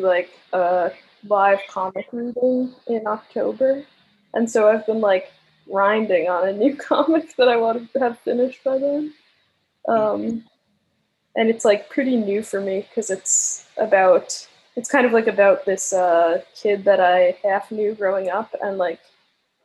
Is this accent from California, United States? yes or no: no; Long Island, New York, United States; I grew up on Long Island with like 8 siblings, and I was homeschooled